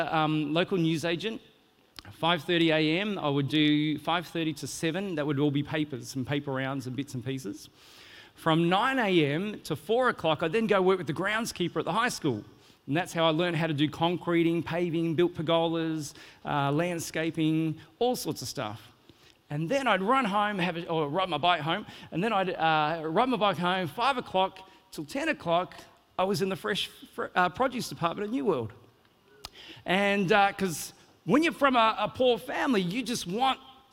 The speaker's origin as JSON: {"language": "English", "country": "Australia", "tie": "born or raised there", "moved": "as an adult", "lives_now": "New Zealand", "said": "I'm originally from Australia"}